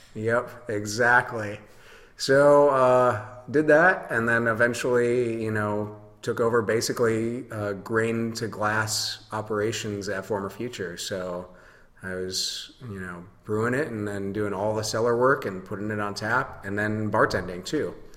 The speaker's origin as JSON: {"language": "English", "town": "Holland", "region": "Michigan", "country": "United States", "also_born_or_lived": "Denver, Colorado", "lives_now": "Grand Rapids, United States", "said": "I'm originally from Holland, Michigan. Uh, moved to Grand Rapids as soon as I you know 18 or 19 or something like"}